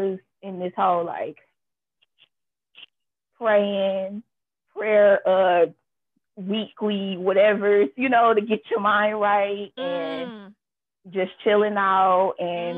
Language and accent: English; Flint, Michigan, United States; I'm from Flint